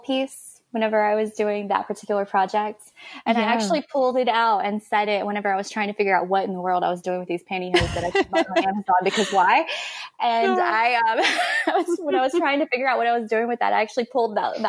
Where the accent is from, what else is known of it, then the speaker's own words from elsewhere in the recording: Florida Panhandle, United States; I grew up in the Florida Panhandle right below Alabama